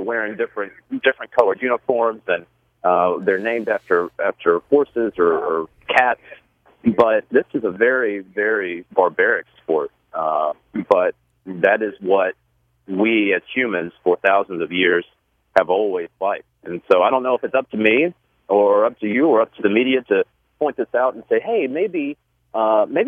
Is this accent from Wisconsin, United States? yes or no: no; Shelby, North Carolina, United States; growing up in Shelby, North Carolina, you know, small town